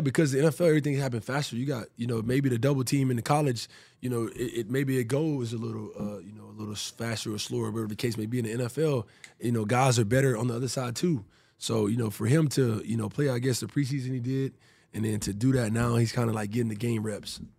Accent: Prattville, Alabama, United States; moved away as an adult; also born or lived in Tampa; now in Houston, United States; growing up in, in Prattville and Montgomery's right there

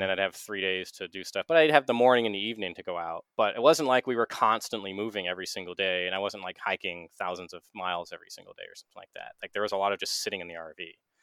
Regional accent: Maine, United States; I'm from Maine. I like Maine

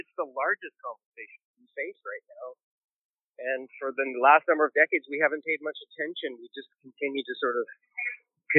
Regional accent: Penticton, British Columbia, Canada; also born or lived in Newfoundland; now in Vancouver, Canada; I was born in Penticton, and here I am living in Vancouver

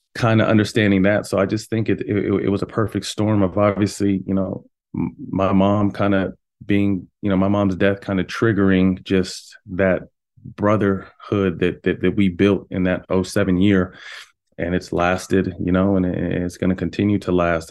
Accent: Sacramento, California, United States; born or raised there; also born or lived in Bay Area, California

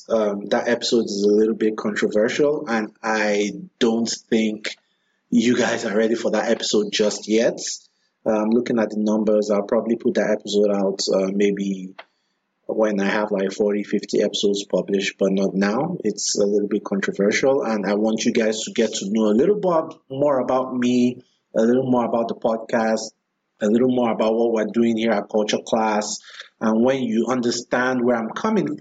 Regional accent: Nigeria; moved away as an adult; now in Washington, D.C., United States; My first 28 years of life, most of that time was spent in Nigeria

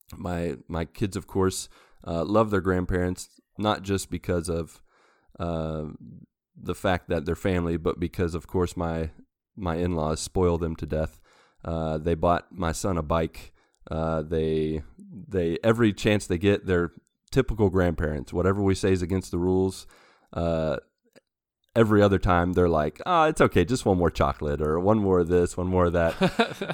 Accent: United States; moved away as an adult; now in Brazil; I am an American

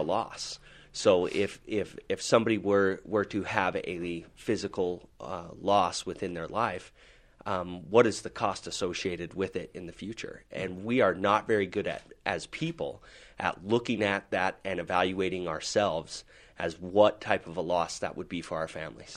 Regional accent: Salt Lake City, Utah, United States; I am from Salt Lake City, Utah here, and, uh, I'm born and raised

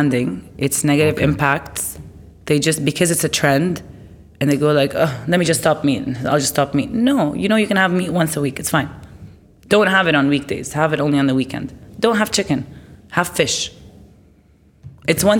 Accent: Lebanon; moved away as an adult; also born or lived in Abu Dhabi / Dubai; I grew up in Lebanon

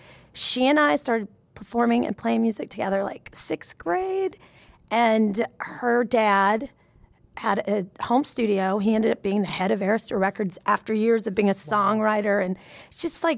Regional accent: Nashville, Tennessee, United States; I grew up in Nashville, Tennessee.

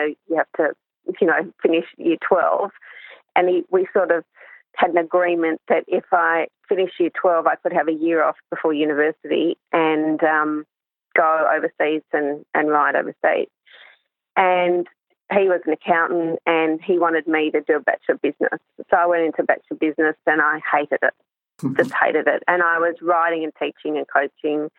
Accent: Hong Kong; I grew up in Hong Kong, and I started riding at the age of three.

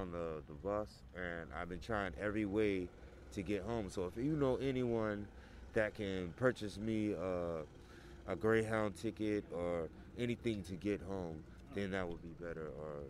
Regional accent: Birmingham, Alabama, United States; moved away; I was first from Alabama, Birmingham.

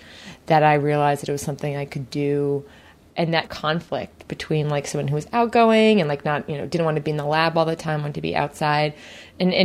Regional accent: Jersey Shore, New Jersey, United States; Growing up in the Jersey Shore

